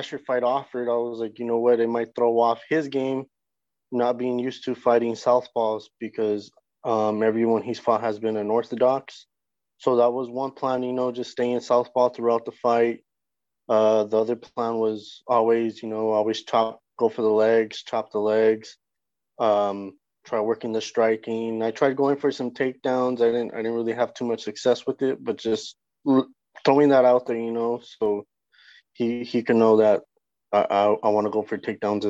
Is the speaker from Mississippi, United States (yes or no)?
no; El Paso, Texas, United States; moved away; also born or lived in North Denver, Colorado; I'm from North Denver, but I grew up in El Paso, Texas